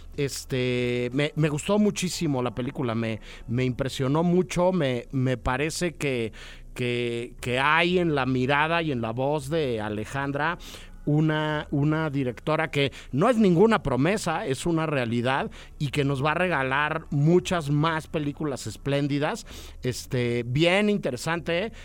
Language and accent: Spanish; Mexico City, Mexico; los que crecimos en la Ciudad de México